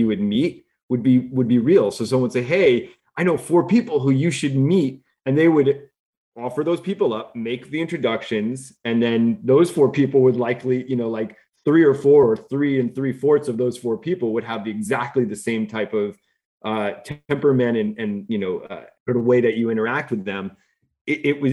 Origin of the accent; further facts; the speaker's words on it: New York, United States; moved away as an adult; also born or lived in Los Angeles / Bay Area; I'm a New Yorker